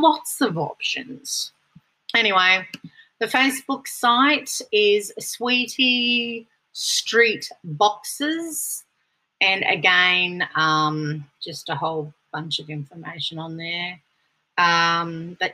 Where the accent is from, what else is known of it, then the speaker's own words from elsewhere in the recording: Brisbane, Queensland, Australia; from Brisbane, my hometown